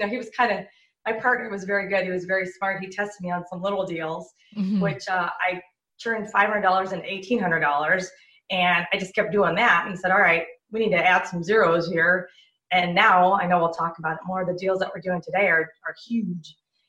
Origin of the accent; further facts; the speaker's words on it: Southern California, United States; I grew up in Southern California